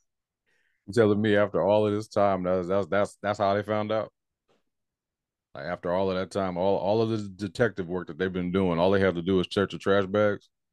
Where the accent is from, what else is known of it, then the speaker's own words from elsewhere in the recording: North Carolina, United States; I'm from North Carolina